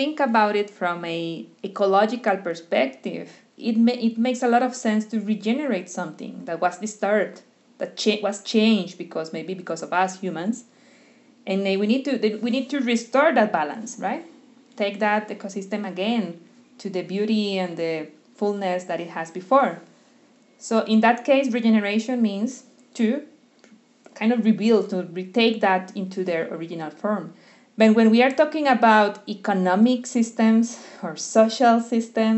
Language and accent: English; Costa Rica; also born or lived in Brazil; I'm from Costa Rica